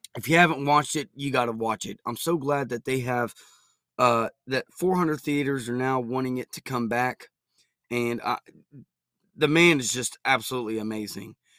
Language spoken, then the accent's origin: English; United States